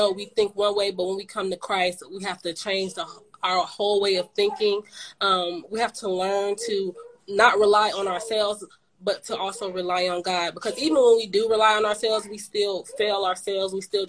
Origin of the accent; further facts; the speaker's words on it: Charlotte, North Carolina, United States; now in Raleigh, United States; I am from Charlotte, North Carolina, but I currently live in Raleigh.